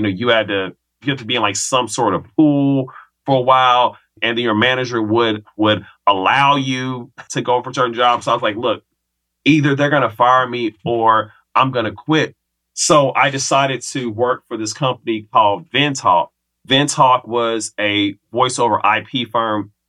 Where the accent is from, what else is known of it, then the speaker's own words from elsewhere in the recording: Kansas City, Missouri, United States; moved away as an adult; also born or lived in the western US; 3 years of coming back to KC from college, I was like, all right, you know what? I got to get up out of here. So that was my window to leave Kansas City